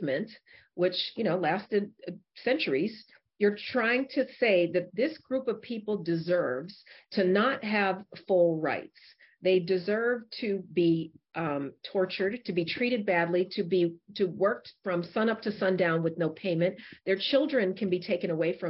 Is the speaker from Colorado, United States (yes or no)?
yes; Denver, Colorado, United States; I grew up in Denver, Colorado